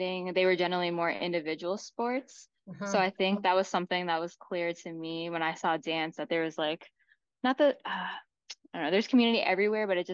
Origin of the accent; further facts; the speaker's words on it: Chicago, Illinois, United States; I grew up in Chicago